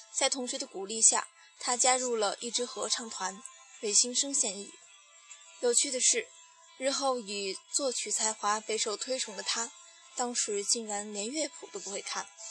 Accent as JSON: {"language": "Chinese", "region": "Shanxi", "country": "China", "said": "我是山西人"}